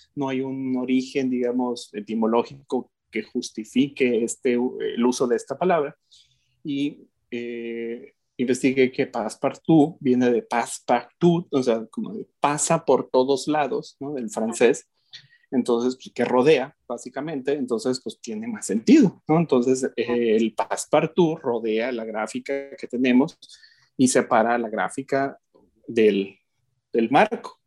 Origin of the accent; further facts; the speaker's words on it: Mexico; yo como mexicano